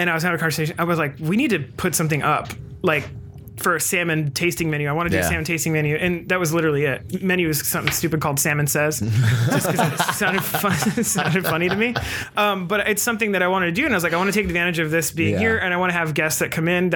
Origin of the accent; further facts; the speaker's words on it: Olympia, Washington, United States; also born or lived in Chicago; now in Seattle, United States; I'm from here. You know, I grew up in Olympia